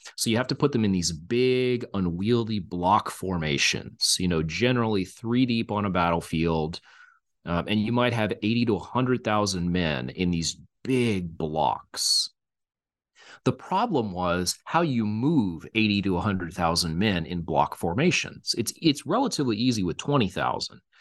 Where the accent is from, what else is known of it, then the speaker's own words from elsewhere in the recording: Texas, United States; now in Kansas, United States; I'm originally from Texas as well